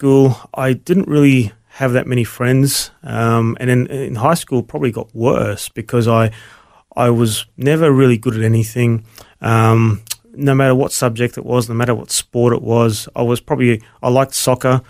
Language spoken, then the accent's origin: English; Brisbane, Queensland, Australia; also born or lived in Melbourne; So we moved to Brisbane, and I grew up in Brisbane from there on.